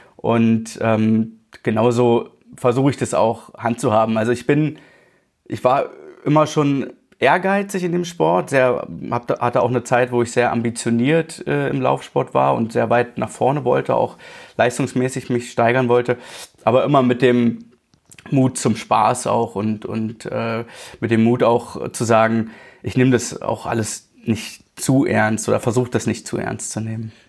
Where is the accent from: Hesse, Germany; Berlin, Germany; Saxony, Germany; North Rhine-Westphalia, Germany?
Berlin, Germany; moved away as an adult; now in Allgäu, Germany; ich bin tatsächlich in Berlin aufgewachsen, äh, 30 Jahre lang